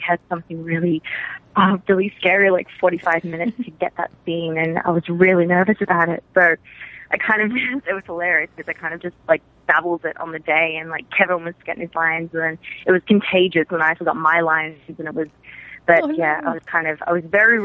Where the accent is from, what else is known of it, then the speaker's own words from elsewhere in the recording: Australia; moved away as an adult; I'm from Australia. I'm Australian. And I came over to LA for pilot season